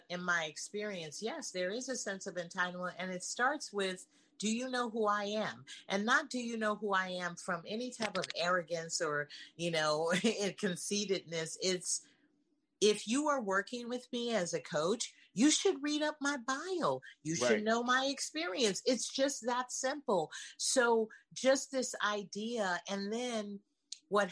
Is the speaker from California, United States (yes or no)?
yes; San Francisco, California, United States; moved away as an adult; I'm originally from San Francisco, California, and I moved here 37 years ago.